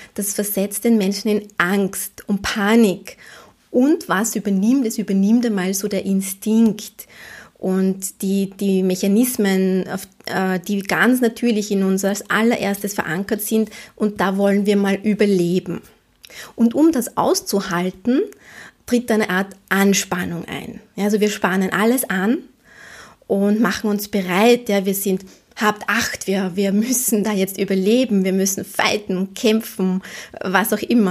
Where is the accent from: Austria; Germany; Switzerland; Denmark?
Austria; Vienna; als Wienerin.